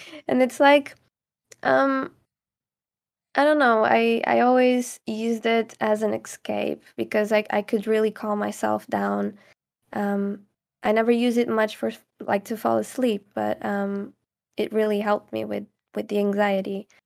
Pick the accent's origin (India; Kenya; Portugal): Portugal; Caldas da Rainha, Leiria District; English is a second language; moved away as an adult; now in England, United Kingdom; I'm from Caldas da Rainha, which is like a, small city, kind of.